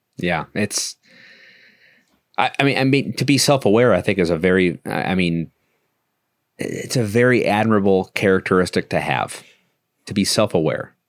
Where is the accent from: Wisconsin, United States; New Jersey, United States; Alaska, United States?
Wisconsin, United States; Milwaukee; moved away as an adult; now in Virginia, United States; I was born and raised in Milwaukee